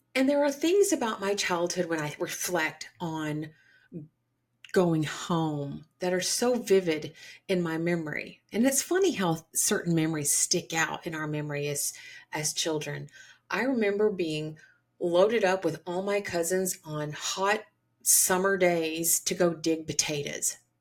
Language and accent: English; Georgia, United States; Growing up in the South, the deep South, Georgia